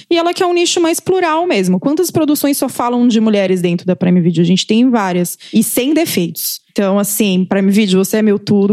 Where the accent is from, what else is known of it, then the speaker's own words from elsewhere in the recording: Brazil; como brasileiros